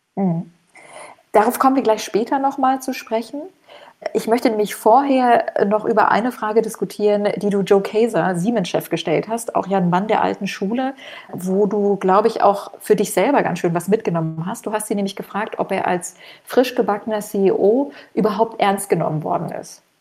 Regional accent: East Germany, Germany; now in Frankfurt, Germany; ich komme ja auch aus dem Osten

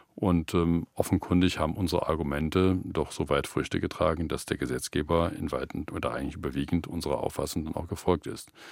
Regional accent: Germany; wir dann als Deutsche

